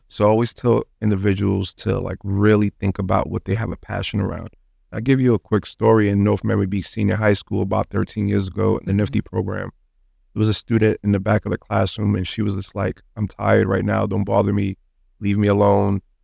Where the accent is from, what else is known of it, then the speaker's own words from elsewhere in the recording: New York City, New York, United States; moved away as an adult; now in Miami, United States; I was born and raised in Brooklyn, New York